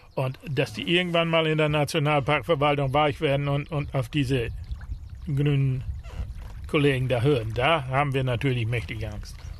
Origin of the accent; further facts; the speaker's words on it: Lower Saxony Wadden Sea coast, Germany; Wir sind ja in der Natur groß geworden. Also als Kind sind wir hier überall rumgelaufen. Das Watt gehörte dazu